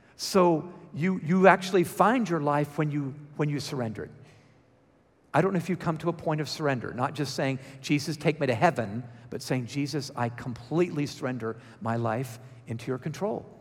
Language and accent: English; Georgia, United States; accent: Georgia; my Georgia accent